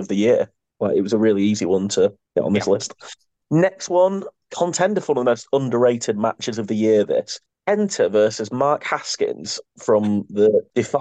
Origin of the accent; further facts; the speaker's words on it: United Kingdom; us as British wrestling fans